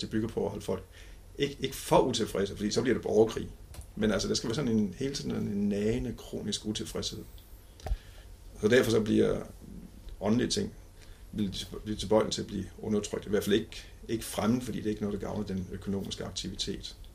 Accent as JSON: {"language": "Danish", "region": "Jutland", "country": "Denmark", "tie": "born or raised there", "said": "jeg voksede op på sådan en, en ganske almindelig, pæn, borgerlig familie. Jeg er fra Jylland."}